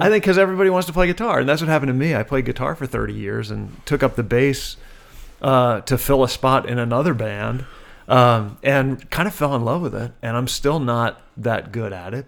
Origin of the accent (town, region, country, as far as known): Wilmington, Delaware, United States; born or raised there